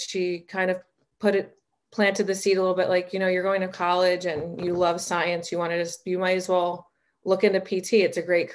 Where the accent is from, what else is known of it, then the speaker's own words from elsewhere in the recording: New Jersey, United States; moved away as an adult; also born or lived in South Carolina / Connecticut / Boston; now in Arizona, United States; I was born and raised in New Jersey